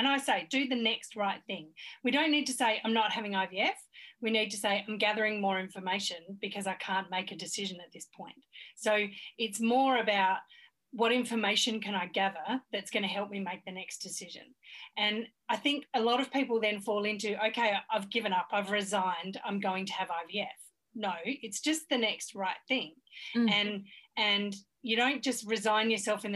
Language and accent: English; Australia; I'm so Australian.